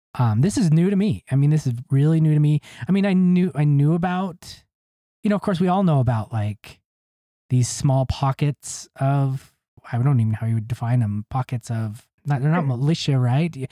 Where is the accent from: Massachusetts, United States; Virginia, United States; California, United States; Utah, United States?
Utah, United States; Ogden; I'm from Utah. grew up here, non LDS.